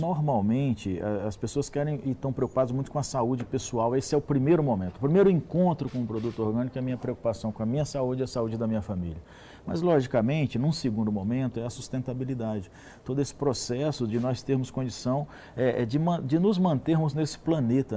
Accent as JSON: {"language": "Portuguese", "country": "Brazil"}